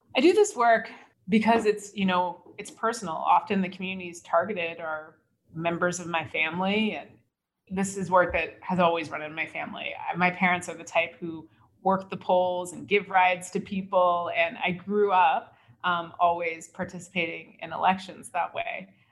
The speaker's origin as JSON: {"language": "English", "country": "United States", "said": "as an American"}